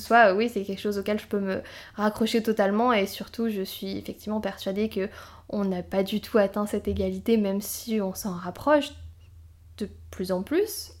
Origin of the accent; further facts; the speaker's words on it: south of France, France; je viens du sud de la France